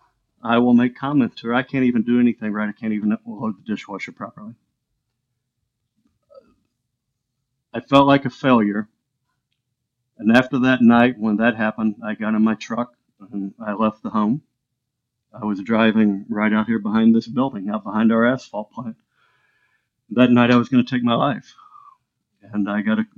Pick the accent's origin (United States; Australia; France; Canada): United States; Illinois; now in Florida, United States; Anna Jonesboro is where the mental hospital was, where I grew up in Illinois.